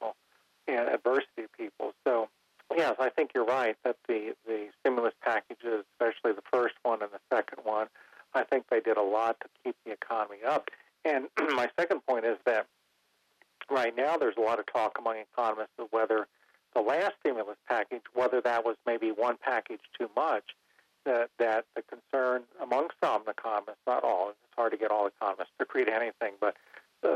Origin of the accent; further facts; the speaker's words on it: Cincinnati, Ohio, United States; now in North Carolina, United States; I'm from the Midwest, Ohio, we had White Castles all over the Cincinnati area